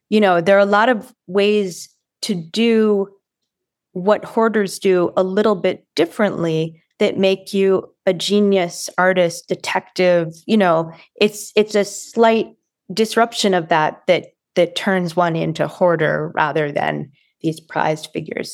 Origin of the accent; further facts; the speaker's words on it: Watertown, Massachusetts, United States; I'm from Watertown, Massachusetts